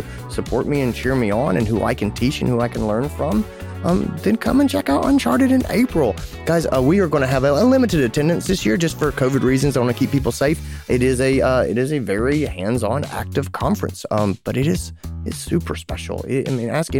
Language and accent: English; Greenville, South Carolina, United States; my hometown, Greenville, South Carolina